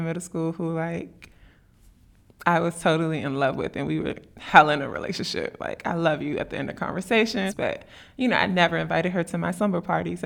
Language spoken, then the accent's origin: English; Washington, District of Columbia, United States; I'm from D.C., and D.C. is Chocolate City, or used to be